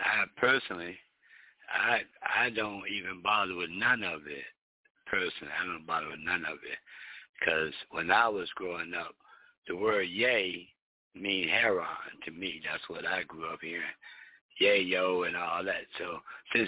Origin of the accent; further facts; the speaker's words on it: Philadelphia, Pennsylvania, United States; I'm not Jamaican, I'm from here